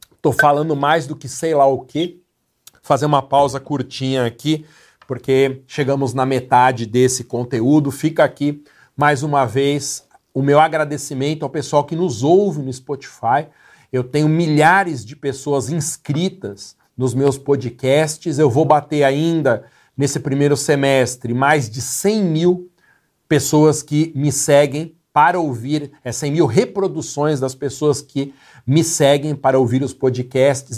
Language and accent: Portuguese; Guarulhos, São Paulo, Brazil; minha cidade natal, uma empresa de limpeza de fachadas, tem sede em Guarulhos